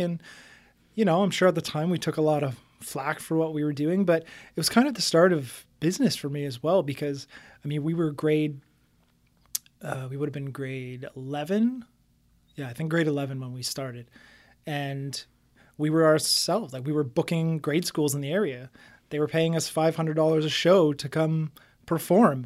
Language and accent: English; Windsor, Ontario, Canada; I grew up in South Windsor.